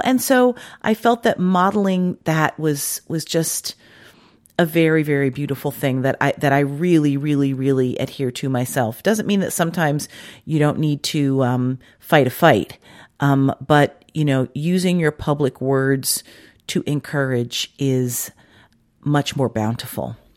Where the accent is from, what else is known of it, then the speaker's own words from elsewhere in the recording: Washington, District of Columbia, United States; moved away; I grew up in Washington DC and it didn't get cold like